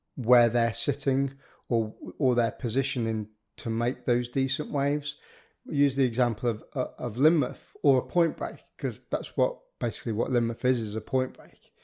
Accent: the Midlands, England, United Kingdom; I'm a Midlander myself

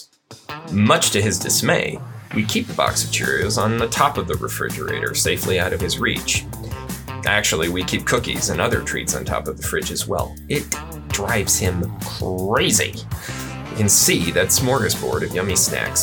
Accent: the North, United States; also born or lived in Texas; now in Colorado, United States; I grew up in the North. I'm a Yankee

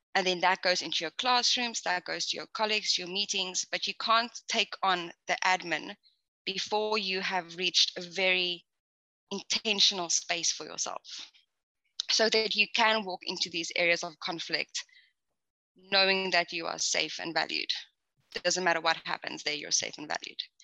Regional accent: South Africa; moved away as an adult; I'm originally actually from South Africa

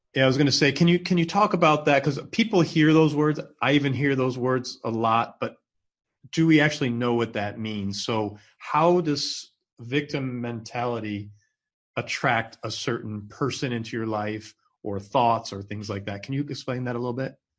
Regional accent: Binghamton, New York, United States; I'm in your hometown, both of our hometowns, Binghamton, New York.

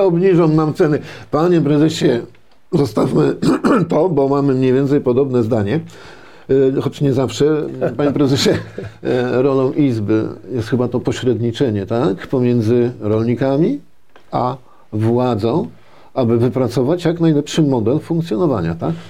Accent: Poland; Ja się urodziłem na wsi, mieszkałem na wsi, e, pracowałem na wsi, tej perelowskiej wsi

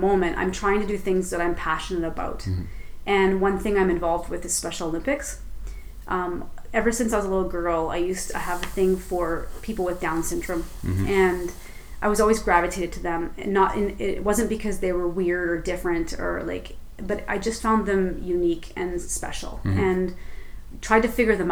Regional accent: Red Deer, Alberta, Canada; also born or lived in Calgary; I was bullied as a kid growing up in Red Deer

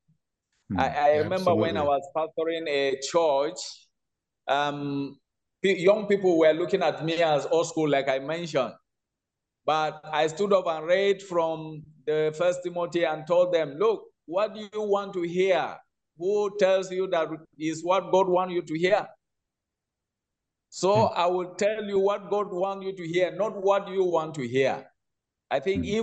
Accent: Nigeria; in Nigeria, we still stick

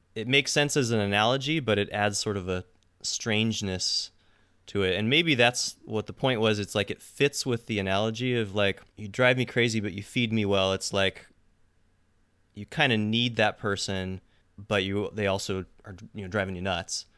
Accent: Seattle, Washington, United States; I'm from Seattle

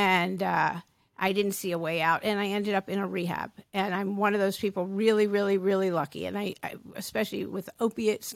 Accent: East Coast, United States; moved away as an adult; now in California, United States; I'm from the East Coast originally

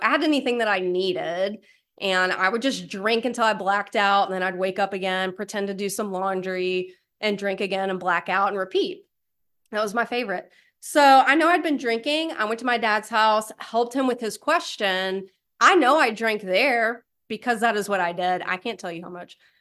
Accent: East Tennessee, United States; moved away as an adult; also born or lived in Alabama; now in Raleigh, United States; I did grow up a poor white trash in a trailer in East Tennessee

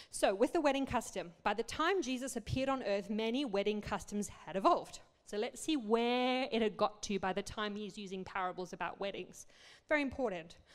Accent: Botswana; also born or lived in Zimbabwe / South Africa; we grew up in Africa. My parents were 35 years missionaries there. We grew up in Botswana, then Zimbabwe, South Africa.

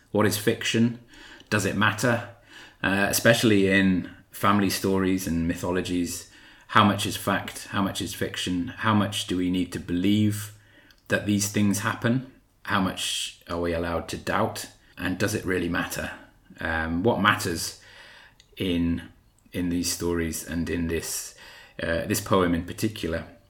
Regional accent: South Wales, United Kingdom; I was brought up in South Wales, so that sometimes crept in there as I was reading

